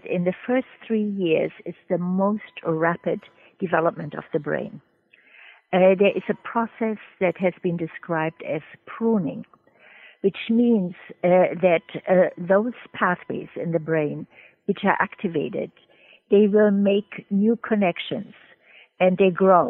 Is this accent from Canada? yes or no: no; Germany; moved away as an adult; also born or lived in Trinidad; now in United States; I'm originally from Germany, and I met my late husband in medical school, and he did not want to stay in Germany